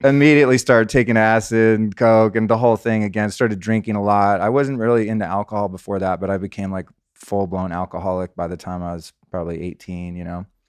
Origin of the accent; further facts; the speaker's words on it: California, United States; also born or lived in Aspen, Colorado; I grew up as a Californian kid